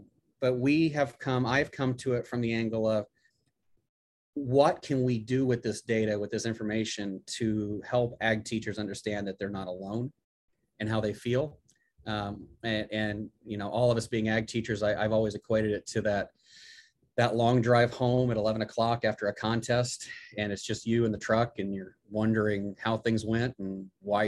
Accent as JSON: {"language": "English", "region": "Illinois", "country": "United States", "tie": "born or raised there", "moved": "as an adult", "lives_now": "Auburn, United States", "said": "growing up in Illinois"}